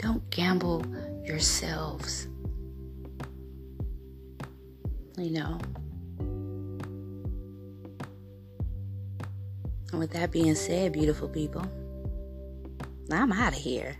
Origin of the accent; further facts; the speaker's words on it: United States; I am from the States